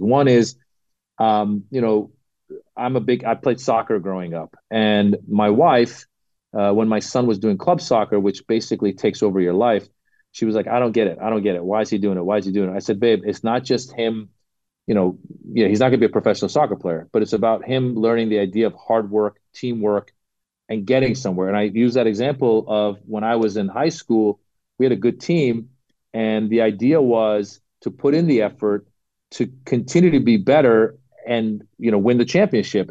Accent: Northern California, United States; I grew up in Northern California

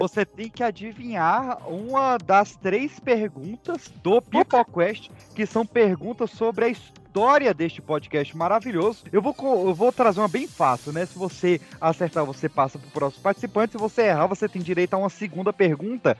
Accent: Brasília, Federal District, Brazil; de Brasília, eu nasci em Brasília

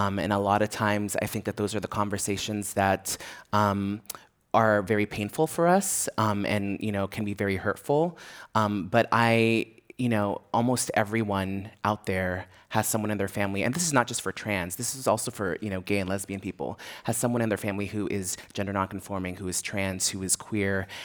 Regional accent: San Francisco, California, United States; I grew up here in San Francisco, so I feel very rooted here

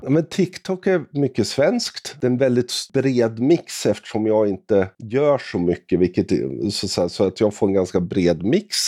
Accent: Sweden; Jag är svensk, jag är 50 år

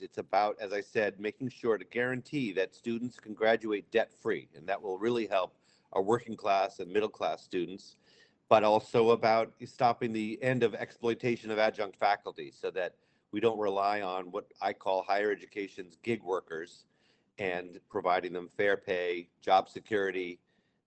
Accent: Amherst, Massachusetts, United States; I grew up in Amherst, went to the public schools there

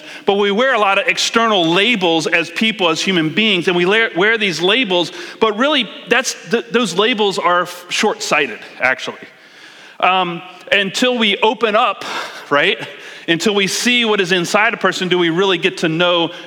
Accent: East Coast, United States; now in King County, Washington, United States; I'm from East Coast

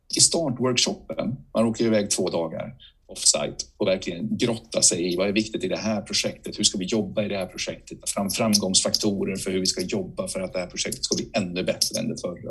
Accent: Bankeryd, Jönköping County, Sweden; moved away; also born or lived in Huskvarna; min hemort i Huskvarna. Eller Bankeryd med mina föräldrar har flyttat till Huskvarna

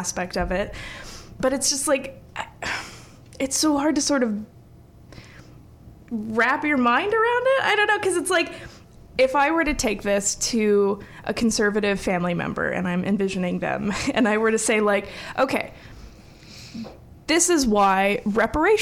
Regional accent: the North, United States; as a Northerner

